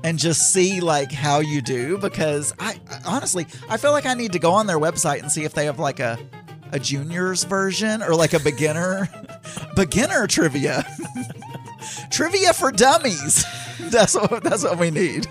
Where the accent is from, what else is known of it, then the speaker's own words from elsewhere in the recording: Philippines; moved away; I'm from the Philippines